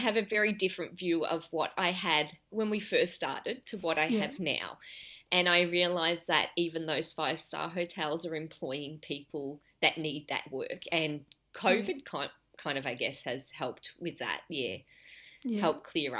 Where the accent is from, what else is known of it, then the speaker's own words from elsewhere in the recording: Broadmeadows, Victoria, Australia; Well, something that not many people know is I grew up in Broadmeadows. And for those that are from Australia or from Melbourne particularly, you'll know that that's a pretty low socioeconomic area.